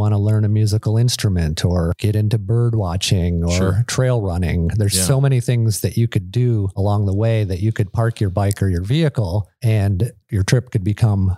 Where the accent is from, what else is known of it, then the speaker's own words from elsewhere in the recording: Michigan, United States; I grew up in Michigan and my dad was up in Alaska.